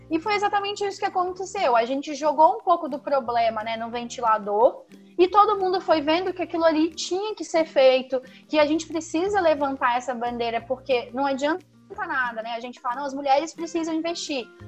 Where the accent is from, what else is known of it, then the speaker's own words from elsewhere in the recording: Rio de Janeiro, Brazil; Eu que vim do Rio de pra cá, senti muito isso.